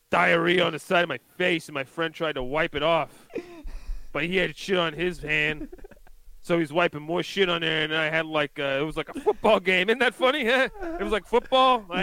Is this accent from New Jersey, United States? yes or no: yes; New Jersey, United States; Sorry, I'm from Jersey.